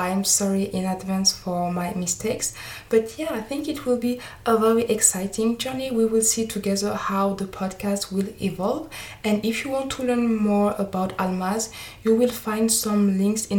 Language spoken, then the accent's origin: English; France; accent: French; English is a second language; maybe you can tell by my accent that I am French. So yeah, sorry, you will have to bear with my French accent